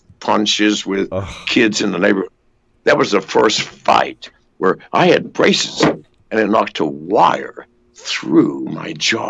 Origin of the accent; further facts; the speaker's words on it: England, United Kingdom; born there; Well, I was born in England.